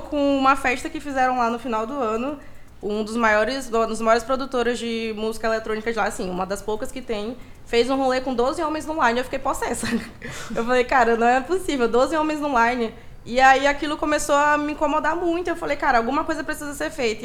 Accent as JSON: {"language": "Portuguese", "region": "Maranhão", "country": "Brazil", "moved": "yes", "said": "eu sou do Maranhão"}